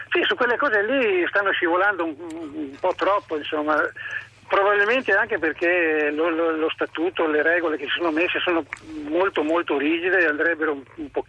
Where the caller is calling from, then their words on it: Montebelluna, Veneto, Italy; Io parlo da Montebelluna, sì. provincia di Treviso.